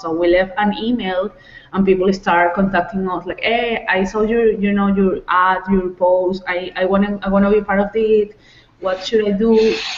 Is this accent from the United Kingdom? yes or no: no; Venezuela; moved away; from Venezuela, but right now I am outside of Venezuela